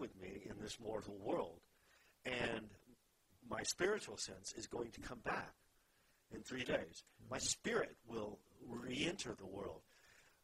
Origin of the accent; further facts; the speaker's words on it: Texas, United States; I grew up in Texas